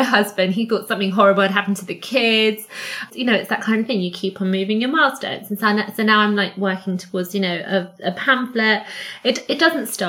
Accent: Cyprus; moved away; I grew up in Cyprus

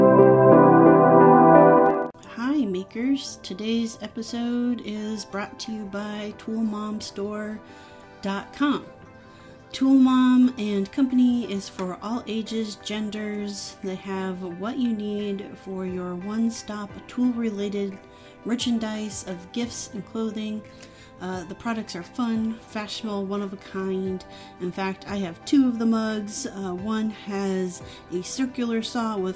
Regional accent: Midwest, United States; moved away as an adult; also born or lived in Northern San Diego County, California; growing up in the Midwest

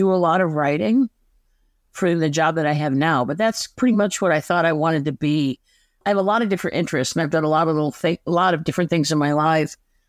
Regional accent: Chicago, Illinois, United States; I mean, I grew up in Chicago, but my mom's family were farmers in Western Kentucky.

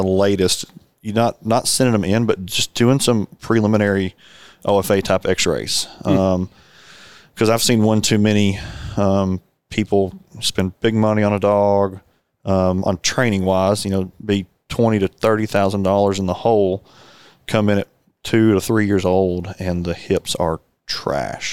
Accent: North Arkansas, United States; growing up in North Arkansas, there's a lot of cattle

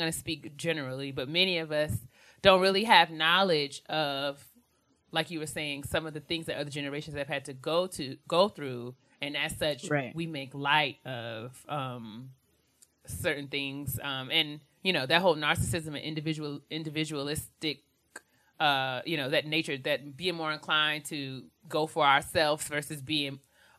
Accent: New York, United States; because we were raised in New York

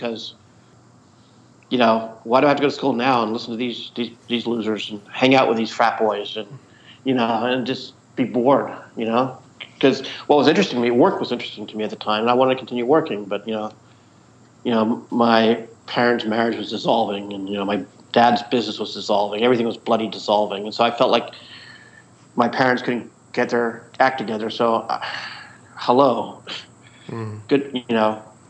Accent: Edinburgh, Scotland, United Kingdom; I'd go back to Edinburgh. I grew up in Edinburgh.

